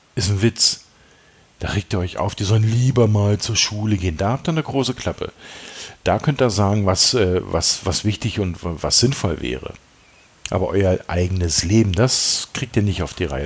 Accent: East Germany, Germany; ich bin selber Ossi

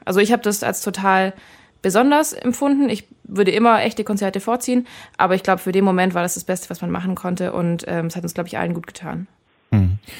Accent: Friedrichshafen, Baden-Württemberg, Germany; Friedrichshafen gespielt, in meiner Heimat quasi fast da ganz unten

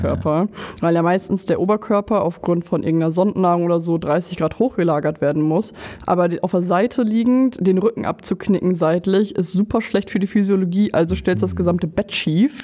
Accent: Lower Saxony, Germany; ich komme aus Niedersachsen

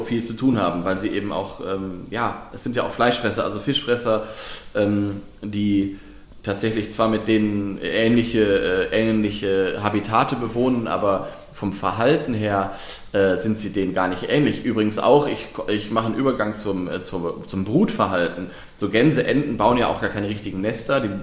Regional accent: Lower Saxony, Germany; ich komme ja aus Niedersachsen äh, gebürtig

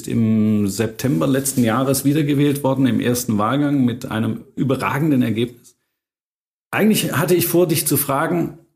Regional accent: Hagen, North Rhine-Westphalia, Germany; born there; ich bin ja nur in Hagen geboren.

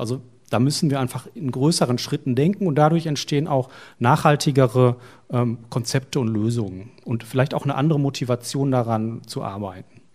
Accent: Essen, North Rhine-Westphalia, Germany; also born or lived in Munich; ich komme aus Essen, wo ist das? Im Ruhrgebiet

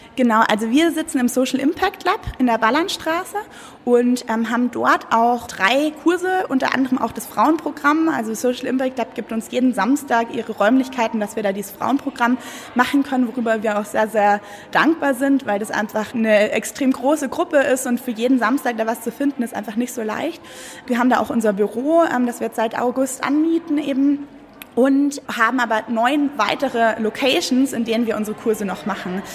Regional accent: Munich, Bavaria, Germany; moved away as an adult; also born or lived in Berlin; ich komme ursprünglich aus München

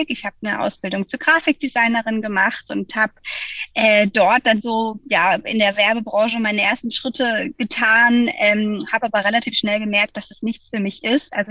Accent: Freiburg, Baden-Württemberg, Germany; now in Hamburg, Germany; ich komme ursprünglich aus Freiburg und ähm, ja, irgendwie hat es mich in die große Stadt gezogen.

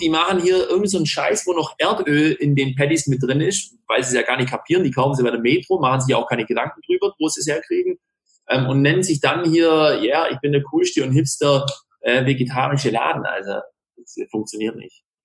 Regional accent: Ulm, Baden-Württemberg, Germany; in Ulm, ähm, also wo ich herkomme

